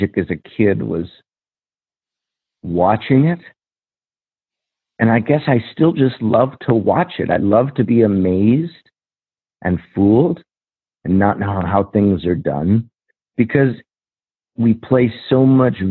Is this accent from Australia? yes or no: no; Rocky Mountains in Colorado, United States; I'm from the Rocky Mountains in Colorado